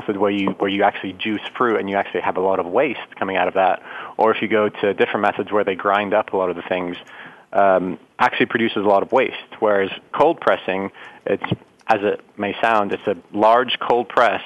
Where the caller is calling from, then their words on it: Clearwater, Florida, United States; I'm calling from Clearwater, Florida.